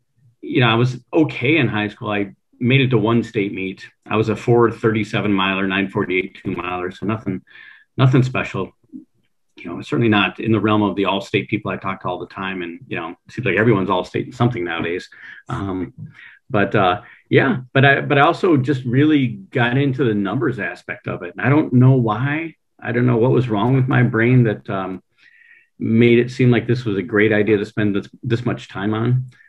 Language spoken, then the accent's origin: English; Allen Park, Michigan, United States; Allen Park, Michigan.